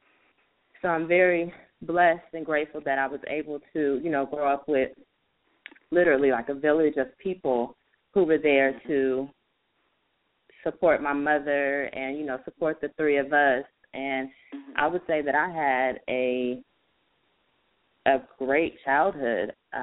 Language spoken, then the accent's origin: English; San Jose, California, United States; now in Sacramento, United States; I was born in San Jose, California, and I moved to Sacramento in 2001. I'm the youngest of four.